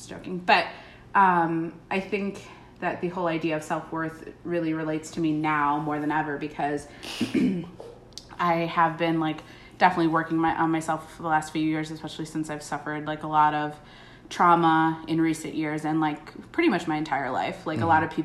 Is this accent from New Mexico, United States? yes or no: no; Chicago, Illinois, United States; also born or lived in Washington, D.C.; I am born and raised in Chicago.